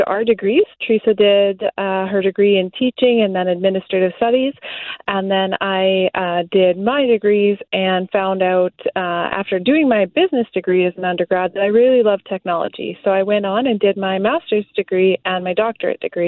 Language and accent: English; Morden, Manitoba, Canada; moved away as an adult; now in Minneapolis, United States; We grew up on a small farm south of Morden, Manitoba